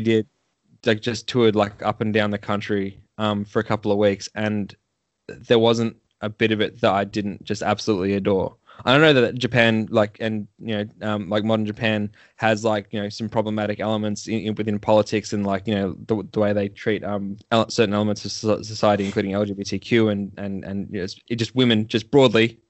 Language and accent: English; Melbourne, Victoria, Australia; I'm from Melbourne. I'm from literally like the the city of wankers